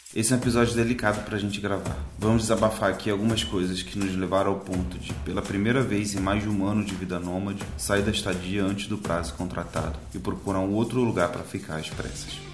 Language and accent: Portuguese; Rio de Janeiro, Brazil; Eu lembrei muito da minha infância lá em Marechal, em Beto Ribeiro